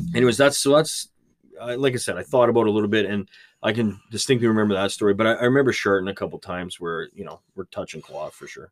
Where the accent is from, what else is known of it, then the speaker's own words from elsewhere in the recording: Canada; being Canadian